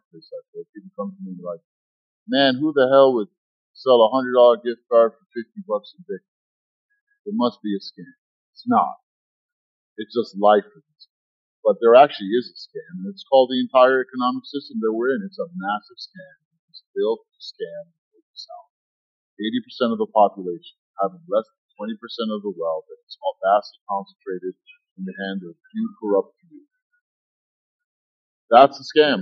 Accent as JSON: {"language": "English", "country": "Egypt", "moved": "yes", "lives_now": "United States", "said": "I'm from Egypt"}